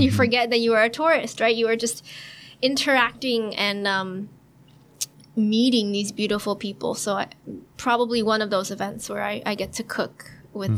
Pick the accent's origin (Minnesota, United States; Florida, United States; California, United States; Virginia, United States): California, United States; San Francisco; I grew up in California. Mm-hmm. And uh, San Francisco